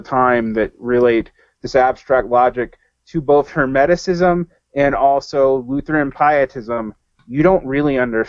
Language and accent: English; Southern United States, United States; I mean, like maybe because I'm a Southerner, this is like emblazoned in my head